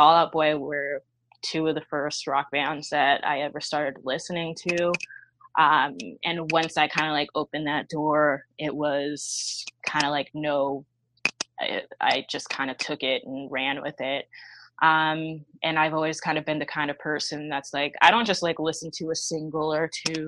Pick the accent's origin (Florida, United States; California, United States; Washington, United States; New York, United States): New York, United States; New York City; I'm pretty much born and raised in Brooklyn, New York